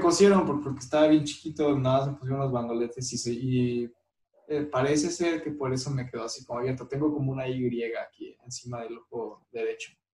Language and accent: Spanish; León, Guanajuato, Mexico; also born or lived in Aguascalientes; soy de León y nunca he vivido en otra ciudad